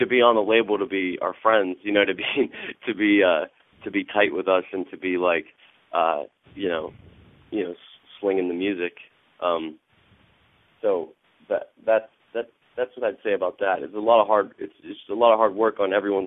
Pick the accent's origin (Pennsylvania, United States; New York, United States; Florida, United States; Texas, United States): Pennsylvania, United States; Monroeville; also born or lived in Brookline, Pittsburgh; I grew up in Monroeville.